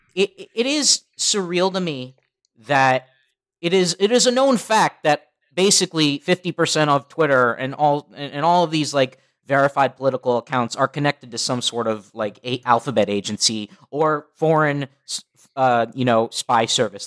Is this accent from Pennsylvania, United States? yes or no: no; Los Angeles, California, United States; growing up in Los Angeles